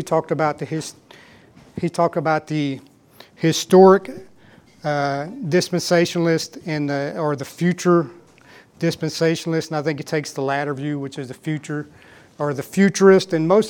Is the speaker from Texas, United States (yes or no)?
yes; West, Texas, United States; and I can never say this right because I grew up here in West, and this is how we talked here in West